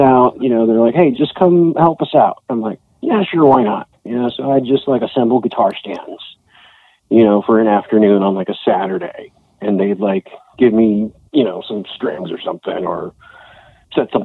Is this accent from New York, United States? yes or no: no; Hanford, California, United States; moved away as an adult; also born or lived in San Diego, California; now in San Luis Obispo, United States; my hometown, Hanford, California